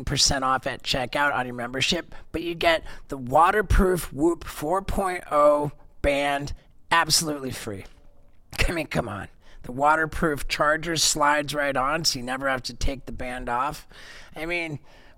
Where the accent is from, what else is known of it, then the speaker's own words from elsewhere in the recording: London, United Kingdom; moved away as an adult; also born or lived in Miami; I grew up in England, I did. For at least more in England than anywhere else